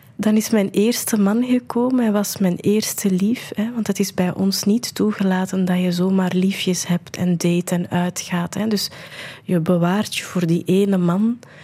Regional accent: India; moved away; ik ben geboren in India

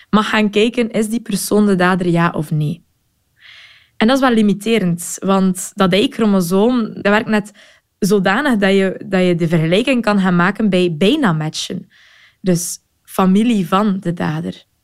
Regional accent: Belgium; En als Belg denk ik altijd, goh

